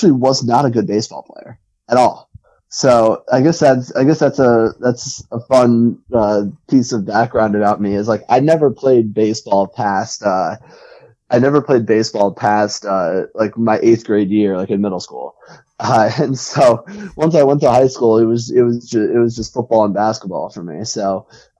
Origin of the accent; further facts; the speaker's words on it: near Somerset, New Jersey, United States; I grew up in Central Jersey and like kind of near Somerset.